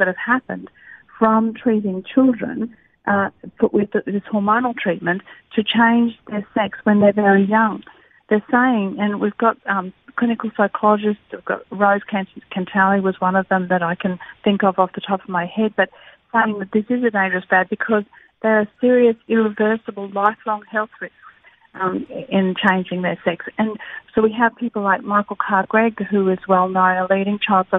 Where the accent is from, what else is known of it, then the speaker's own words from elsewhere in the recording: Queensland, Australia; my home state of Queensland